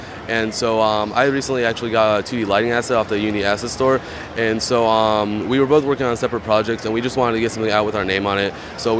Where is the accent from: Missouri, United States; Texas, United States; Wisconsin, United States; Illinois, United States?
Texas, United States; Houston; I'm from Houston